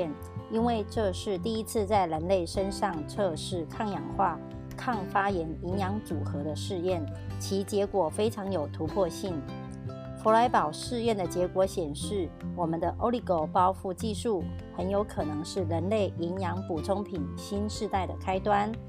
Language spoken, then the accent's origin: Chinese; Miaoli, Miaoli County, Taiwan